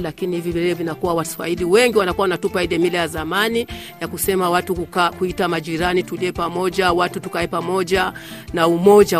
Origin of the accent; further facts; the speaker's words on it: Rumonge, Rumonge Province, Burundi; Ni Mswahili, nilizaliwa Rumonge. Babu yangu kwanza alizaliwa Rumonge, baba yangu kazaliwa Rumonge, mimi mwenyewe nimezalia Rumonge